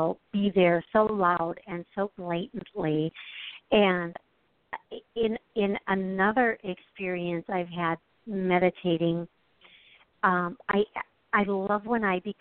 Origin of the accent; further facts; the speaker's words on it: Wisconsin, United States; I'm from Wisconsin. I'm actually near Milwaukee